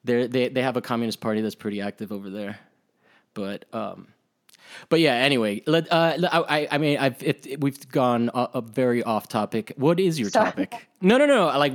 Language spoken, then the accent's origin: English; Rome, Lazio, Italy; I mean, I grew up in Italy and there was a period where that shit was crazy.